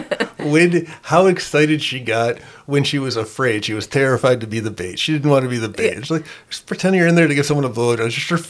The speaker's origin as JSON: {"language": "English", "town": "Sandusky", "region": "Ohio", "country": "United States", "said": "we are from Ohio."}